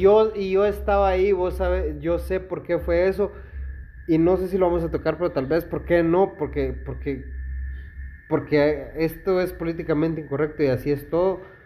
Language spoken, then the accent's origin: Spanish; Esquipulas, Chiquimula, Guatemala; yo amo a la gente de mi pueblo, por eso yo renunciaría a vivir en cualquier lugar que pueda ser mejor por vivir en mi ciudad